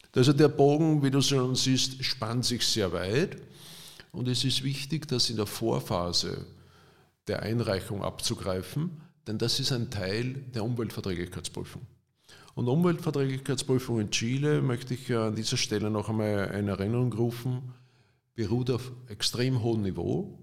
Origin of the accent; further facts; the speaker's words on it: Austria; als Österreicher